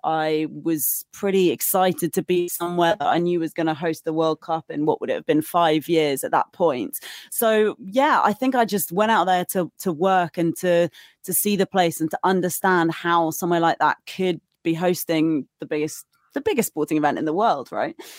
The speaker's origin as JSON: {"language": "English", "country": "United Kingdom", "also_born_or_lived": "Qatar", "moved": "as an adult", "said": "being British, I was quite well protected by the British Embassy"}